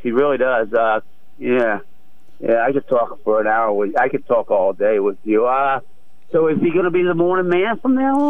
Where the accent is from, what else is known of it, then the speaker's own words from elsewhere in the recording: Philadelphia, Pennsylvania, United States; now in New England, United States; I consider myself a New Englander, but I'm still a Philadelphian